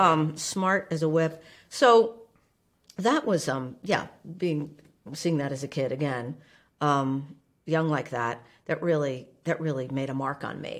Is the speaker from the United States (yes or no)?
yes; Livingston, New Jersey, United States; moved away as an adult; now in Indiana, United States; I grew up in New Jersey